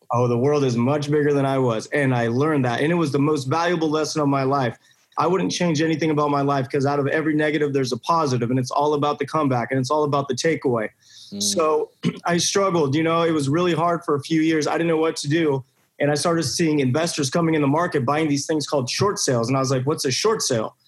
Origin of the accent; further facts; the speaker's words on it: Buena Park, California, United States; I grew up in Buena Park, California